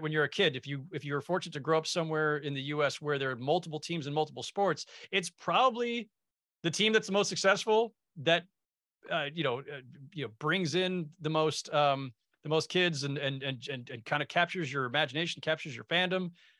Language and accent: English; Bay Area, California, United States; also born or lived in San Jose; I grew up in the Bay Area in the 80s